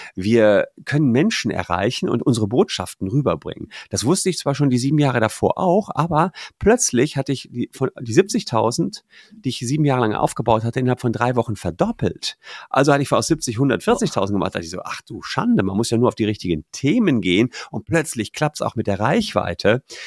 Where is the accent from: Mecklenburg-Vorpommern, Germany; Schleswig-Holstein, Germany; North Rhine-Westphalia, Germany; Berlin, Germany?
North Rhine-Westphalia, Germany; Gevelsberg; moved away as an adult; also born or lived in Cologne; in meiner Heimatstadt Gefelsberg, das ist da bei Ennepetal, Wuppertal, Hagen